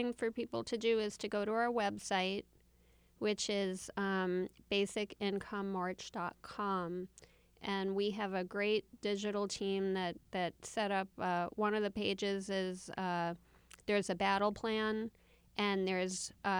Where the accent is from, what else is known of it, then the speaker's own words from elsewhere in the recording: New York City, New York, United States; I grew up in Queens.